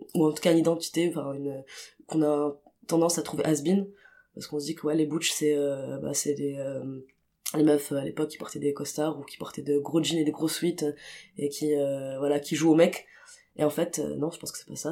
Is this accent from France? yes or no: no; Tunis, Tunis Governorate, Tunisia; j'ai grandi à j'ai grandi à Tunis